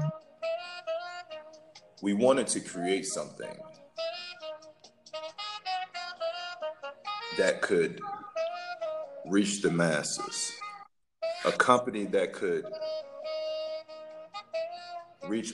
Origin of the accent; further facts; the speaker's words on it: Florida, United States; I'm from Florida.